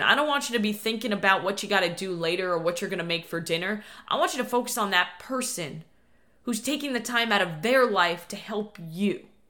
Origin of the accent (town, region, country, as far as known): New York, United States; born or raised there; now in Florida, United States